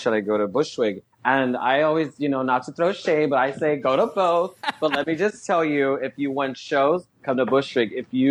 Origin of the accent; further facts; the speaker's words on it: Texas, United States; Growing up in Texas. Oh my God. Well, my family's from Mexico. From Mexico. Mm-hmm. So I was raised Mexicana, Latina.